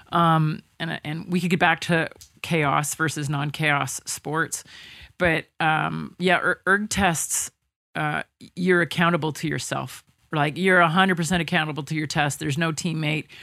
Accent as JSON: {"language": "English", "town": "Toronto", "region": "Ontario", "country": "Canada", "tie": "born or raised there", "said": "I grew up in Toronto"}